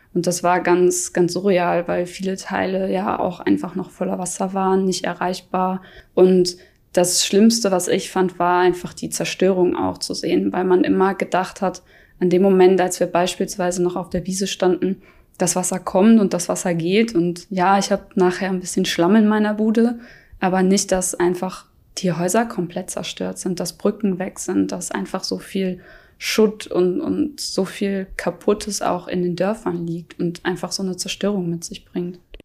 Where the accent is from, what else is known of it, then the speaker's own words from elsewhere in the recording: Kreuzberg, Rhineland-Palatinate, Germany; moved away as an adult; now in Fritzdorf, Germany; Ja, Kreuzberg ist auf jeden Fall meine Heimat, das ist mein Zuhause. Ich komme daher